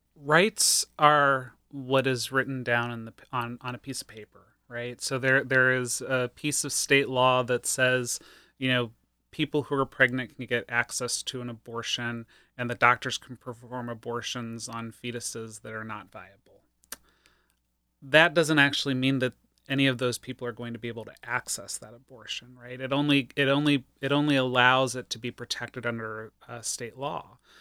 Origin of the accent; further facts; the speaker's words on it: Ohio, United States; moved away; I hail from Ohio and spent about twenty years advocating there